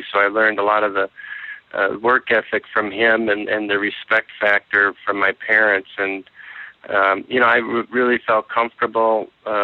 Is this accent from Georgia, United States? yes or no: no; South St. Paul, Minnesota, United States; I am today still friends with many of the people that I grew up in South St. Paul